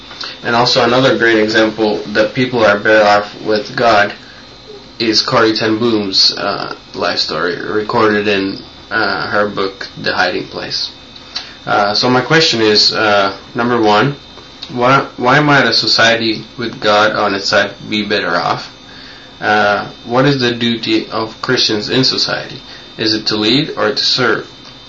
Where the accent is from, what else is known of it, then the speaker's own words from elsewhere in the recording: Finland; English is a second language; also born or lived in United States; I'm 16. I'm from Finland. A year ago, my family and I moved from the USA to Finland. And in the USA, we had lived for 5 years.